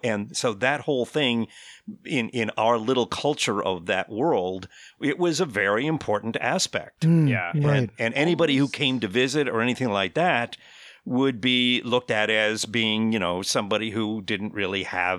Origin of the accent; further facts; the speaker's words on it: Connecticut, United States; I grew up on in Northeast United States in the Connecticut shore of Long Island Sound, and I lived probably about an eighth of a mile from the actual beach of Long Island Sound